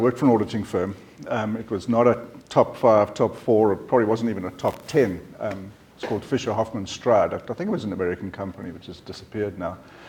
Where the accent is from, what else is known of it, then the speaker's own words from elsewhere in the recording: South Africa; also born or lived in Zambia / Namibia; I was born in Zambia, didn't spend a lot of time in Zambia, and then moved down to Namibia, lived in Windhoek for a while, and then landed up in South Africa, in Johannesburg, and then Durban, and then Port Elizabeth, and then Bloemfontein, and then Middelburg.